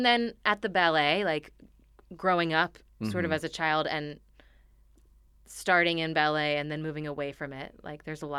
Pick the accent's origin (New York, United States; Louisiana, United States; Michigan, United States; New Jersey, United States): New Jersey, United States; Montclair; Montclair, New Jersey.